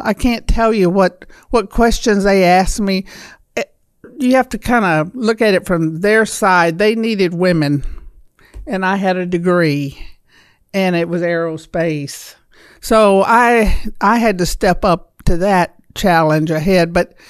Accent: Pickens County, West Alabama, United States; West Alabama, Pickens County, near Tuscaloosa.

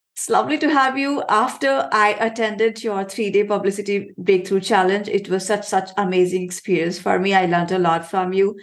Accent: India; I come from India

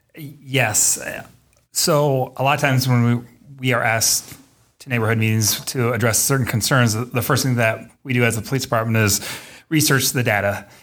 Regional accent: Davenport, Iowa, United States; also born or lived in Waterloo, Iowa / Cedar Falls, Iowa / Denison, Iowa; I am from Davenport, proud Davenport Central Blue Devil

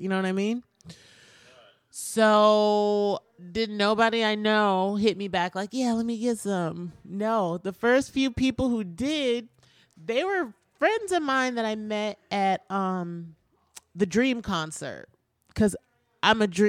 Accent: Midwest, United States; Oh, fair enough. We're from the Midwest.

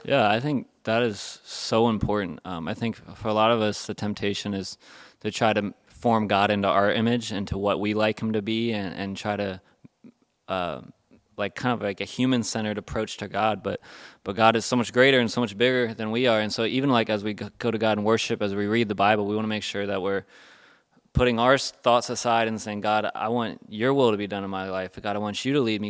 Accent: United States; we're American Christians

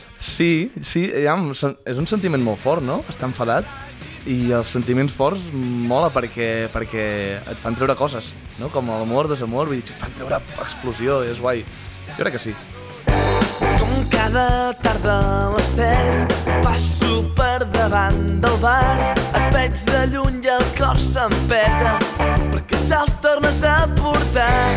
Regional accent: Torelló, Catalonia, Spain; born or raised there

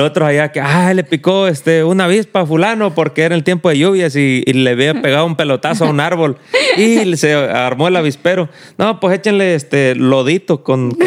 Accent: Mexico; donde yo estudio, allá en México, eh, pues en el, en el rancho de donde yo soy

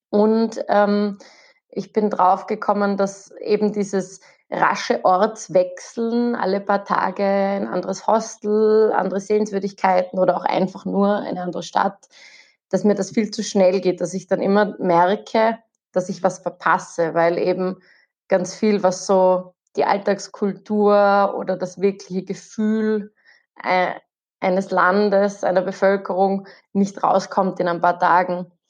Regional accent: Austria; weil wir sind, wir kommen aus Österreich. Und Österreich ist ein winziges Land.

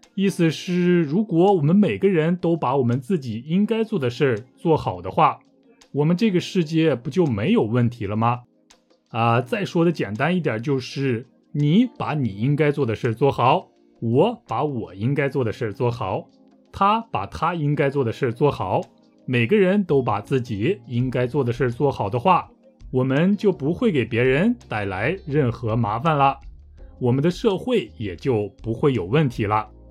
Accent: northern China, China; 我来自中国北方

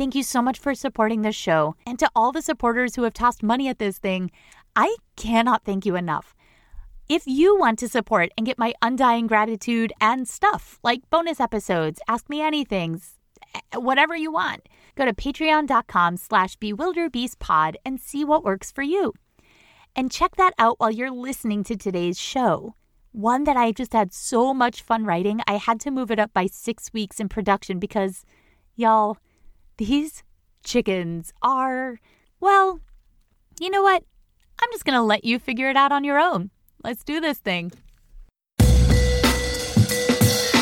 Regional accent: Boston, Massachusetts, United States; I'm from Boston

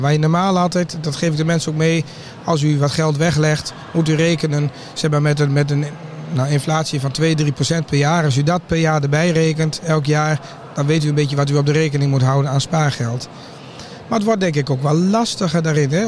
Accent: Drenthe, Netherlands; bij ons in Drenthe

